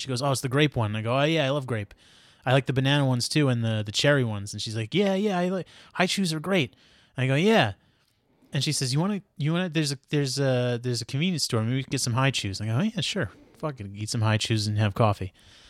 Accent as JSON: {"language": "English", "town": "Queens", "region": "New York", "country": "United States", "said": "I would say, you know, I'm from Queens. It's... considered the most diverse county in the world, all types of people living in harmony together, going to the park, enjoying their time in the sun when it's available to them in New York."}